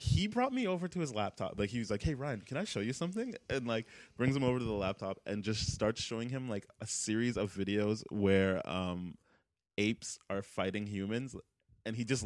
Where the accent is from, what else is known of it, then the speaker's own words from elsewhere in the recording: Canada; how Canadian we're being